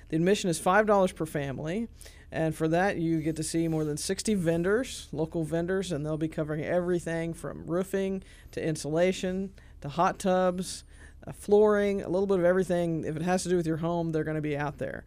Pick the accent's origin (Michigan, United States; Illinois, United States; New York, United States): Illinois, United States; Clarksburg; also born or lived in Charleston, Illinois; I'm from Clarksburg, uh, but nobody knows where that is. It's south of Shelbyville